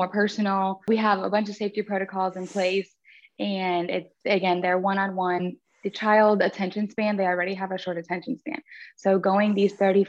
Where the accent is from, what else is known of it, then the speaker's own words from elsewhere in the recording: Florida, United States; so I grew up in Florida, born and raised in Florida.